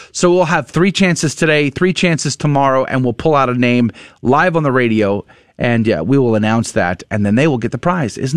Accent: San Antonio, Texas, United States; San Antonio, Texas. I love the town. I, I grew up there.

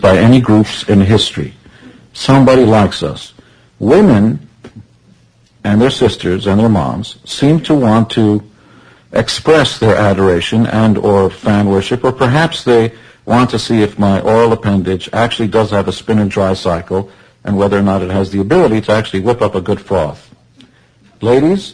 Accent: Israel; I come from Israel

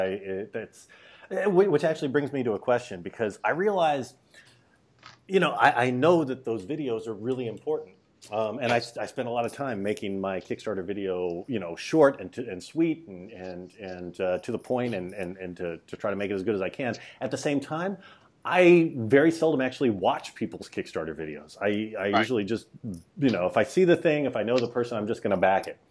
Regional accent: Dallas, Texas, United States; now in New York, United States; I'm from New York, though. Well, I grew up in Dallas, but I've been in New York for 20 years.

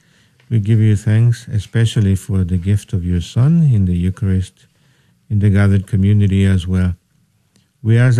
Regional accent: El Salvador; moved away; I'm originally from El Salvador, and I've been ordained 24 years

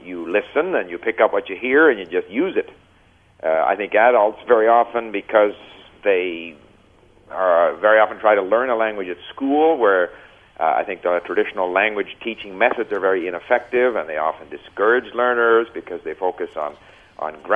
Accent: Montreal, Quebec, Canada; first language English; moved away; also born or lived in Japan / France; I grew up in Montreal, where a person could learn French if they wanted to.

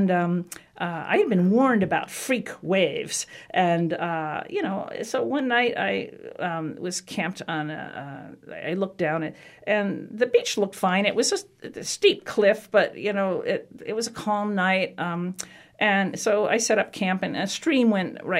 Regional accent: the East, United States; also born or lived in South Carolina; I was from the East

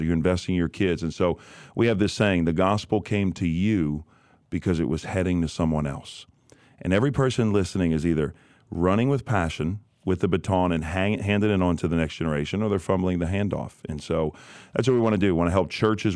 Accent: New Orleans, Louisiana, United States; born and raised in New Orleans, Louisiana

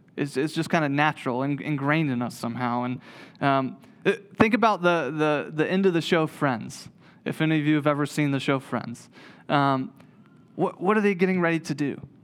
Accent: Waynesville, North Carolina, United States; moved away as an adult; also born or lived in Greensboro, North Carolina; grew up in Waynesville

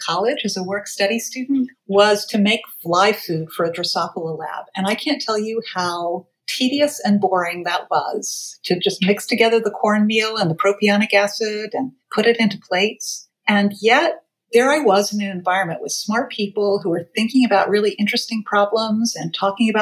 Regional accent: Athens, Georgia, United States; moved away as an adult; also born or lived in Boston, Massachusetts / San Francisco, California; now in New York, United States; I grew up in Athens, Georgia, and went to the University of Georgia

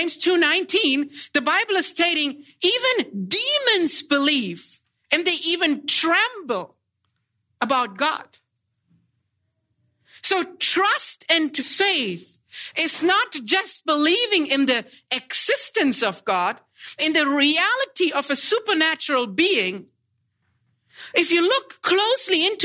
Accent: Germany; I'm from Germany. I fly about 13 to 14 hours out here for the seminary

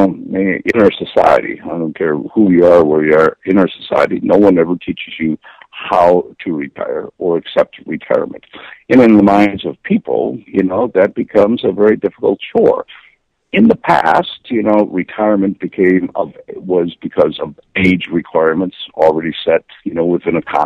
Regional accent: Midwest, United States; I'm from the Midwest. I'm a blue-collar kid.

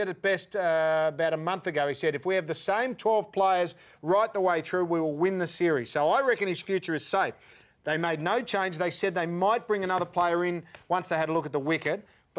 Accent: Australia

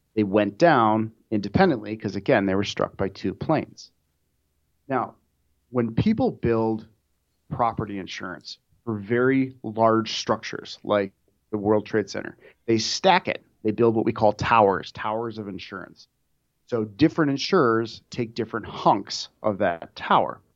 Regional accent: Minnesota, United States; moved away; back where I'm from, I'm from Minnesota

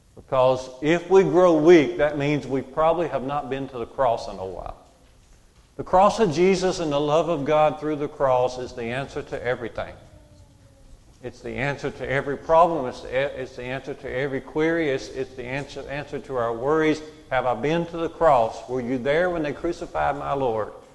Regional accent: United States; Growing up in Curry Church of Christ, I did in Walker County

